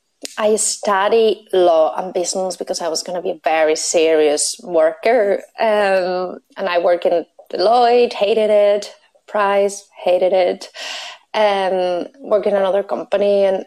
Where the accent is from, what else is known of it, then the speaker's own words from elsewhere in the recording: Spain; English is a second language; now in Belfast, United Kingdom; So my random accent is a mix between my Spanish nationality and my Belfast living. So that's what you're hearing.